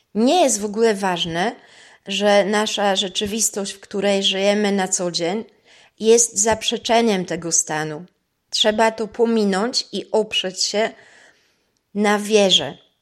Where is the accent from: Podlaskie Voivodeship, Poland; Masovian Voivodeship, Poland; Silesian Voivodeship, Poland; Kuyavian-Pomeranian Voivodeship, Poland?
Kuyavian-Pomeranian Voivodeship, Poland; Toruń; moved away as an adult; also born or lived in Vienna, Austria; postanowiłam przeprowadzić się z powrotem do Polski, do mojego rodzinnego miasta